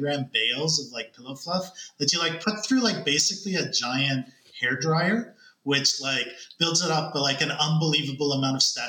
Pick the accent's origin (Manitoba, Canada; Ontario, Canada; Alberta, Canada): Ontario, Canada; Toronto; moved away as an adult; also born or lived in China / Korea; I grew up in Toronto